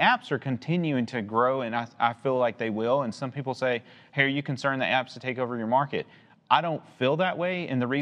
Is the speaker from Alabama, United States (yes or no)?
no; Chattanooga, Tennessee, United States; I'm from Chattanooga. My whole career has been basically in Chattanooga